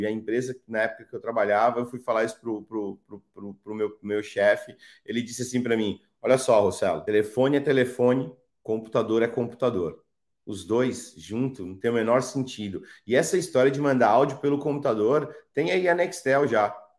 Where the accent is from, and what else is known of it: São Paulo, Brazil; born or raised there; also born or lived in Ceará